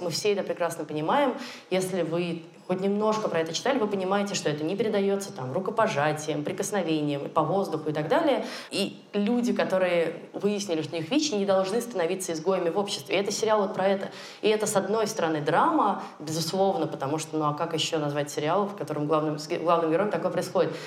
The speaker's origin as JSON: {"language": "Russian", "country": "Russia", "said": "у нас на родине, в России"}